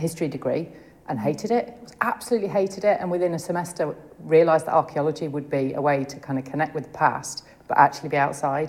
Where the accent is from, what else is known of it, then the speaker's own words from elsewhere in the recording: Leicestershire, East Midlands, United Kingdom; moved away as an adult; also born or lived in Newcastle upon Tyne; I grew up in Leicestershire.